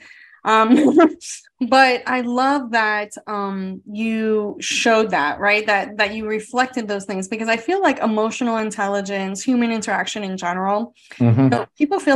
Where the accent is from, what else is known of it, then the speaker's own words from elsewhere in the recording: South Florida, United States; growing up in South Florida, it's the melting pot of America